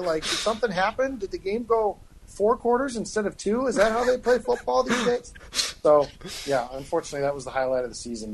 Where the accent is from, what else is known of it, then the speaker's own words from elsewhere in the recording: Illinois, United States; I'm from Illinois